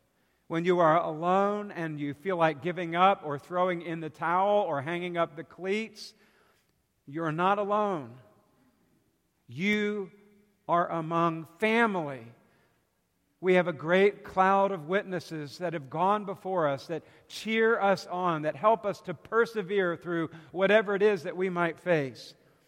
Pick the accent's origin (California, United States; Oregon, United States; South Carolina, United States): South Carolina, United States; I'm from South Carolina, so we pull for the Gamecocks.